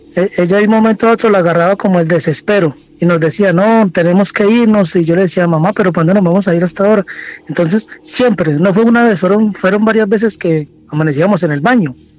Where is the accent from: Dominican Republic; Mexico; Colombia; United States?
Colombia; moved away as an adult; now in Santiago, Chile; soy colombiano, pero llevo aquí unos cuantos años radicado aquí en Santiago, en Chile